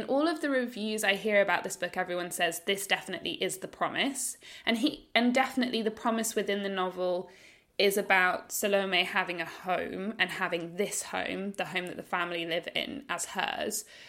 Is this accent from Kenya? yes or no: no; United Kingdom; now in Australia; as a British person as well, living in Australia